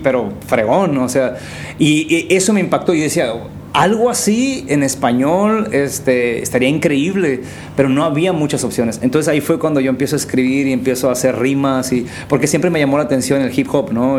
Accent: San Quintín, Baja California, Mexico; also born or lived in Tijuana / Durango; yo crecí en el Valle de San Quintín de, mis cinco años a los 17

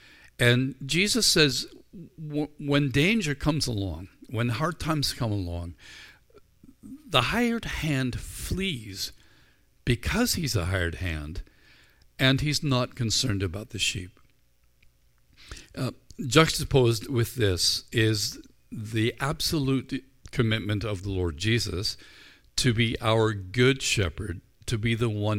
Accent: Northern Ireland, United Kingdom; I grew up in Northern Ireland where sheep are plentiful.

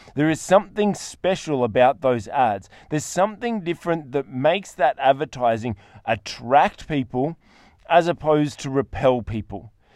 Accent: Australia; I'm an Australian

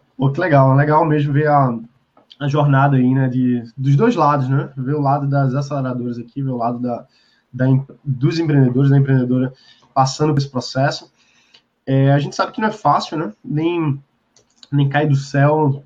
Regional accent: Brazil; a gente tá aqui no Brasil, a gente gosta do Brasil, a gente é brasileiro

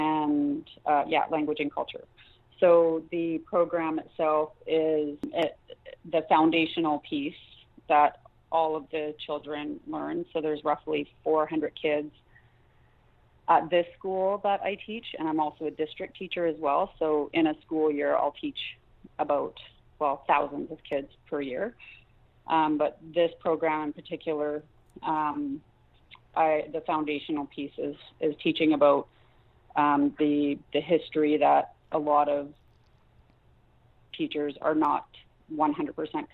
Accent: Cold Lake First Nation, Alberta, Canada; now in Comox Valley, Canada; I'm from Cold Lake First Nation, so I'm Dene Sutkline.

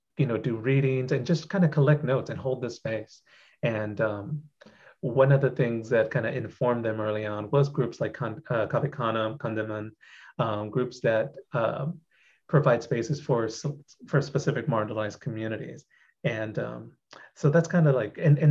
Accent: Corpus Christi, Texas, United States; I grew up in Corpus Christi, Texas

